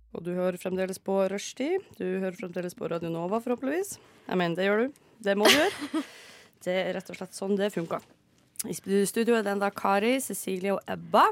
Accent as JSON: {"language": "Norwegian", "region": "Northern Norway", "country": "Norway", "said": "så er jeg dessverre fra Nord-Norge"}